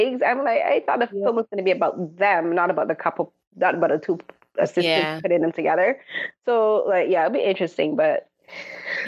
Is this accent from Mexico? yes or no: no; Barbados; Growing up in Barbados, they were expensive